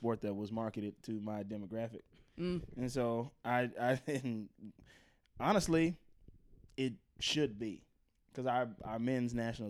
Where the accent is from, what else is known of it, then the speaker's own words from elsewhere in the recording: Pascagoula, Mississippi, United States; The whole state of Mississippi is my hometown.